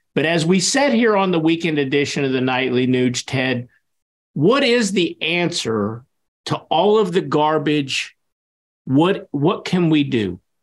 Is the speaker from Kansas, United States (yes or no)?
yes; Kansas, United States; my home state of Kansas because it is my home state